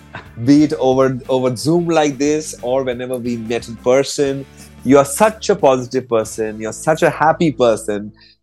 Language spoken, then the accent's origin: English; Mumbai, Maharashtra, India; I always say I'm from Bombay.